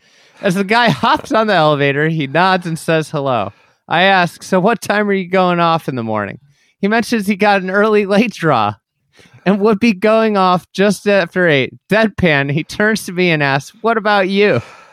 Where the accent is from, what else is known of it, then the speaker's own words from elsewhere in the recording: Tulsa, Oklahoma, United States; Keep in mind, we are from Tulsa.